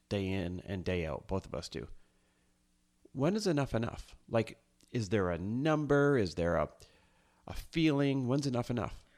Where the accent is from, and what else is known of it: Midwest, United States; born or raised there; now in Los Angeles, United States